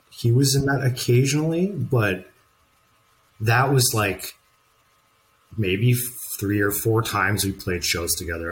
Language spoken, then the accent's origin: English; Saint John, New Brunswick, Canada; moved away; also born or lived in Vancouver; I'm from St. John, New Brunswick.